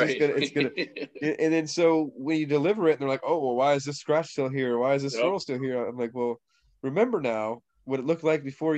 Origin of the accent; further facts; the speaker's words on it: Indiana, United States; now in Florida, United States; You know, I'm from Indiana. Like, and I'm a Floridian now. I've lived here most of my life. I'm from Indiana, right.